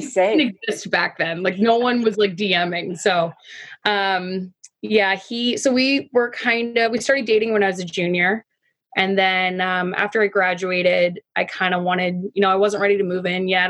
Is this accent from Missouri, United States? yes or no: no; Long Island, New York, United States; also born or lived in Cincinnati, Ohio / Toronto, Canada; my parents um, relocated to uh, Long Island, and I grew up here